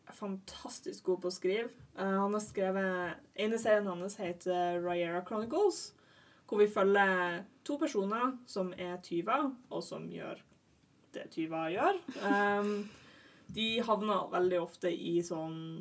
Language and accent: Norwegian; Northern Norway, Norway; now in Oslo, Norway; Jeg er en nordlending som har klart å forvirre meg ned til Oslo